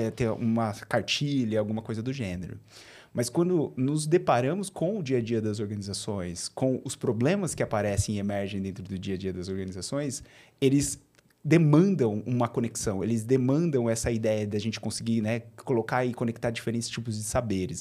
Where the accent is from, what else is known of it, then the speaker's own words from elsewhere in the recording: Bauru, São Paulo, Brazil; accent: R puxado (caipira r); vocês vão perceber o meu sotaque, o meu R puxado. Uhum. Eu sou de Bauru, eu sou natural de Bauru, né, interior de São Paulo.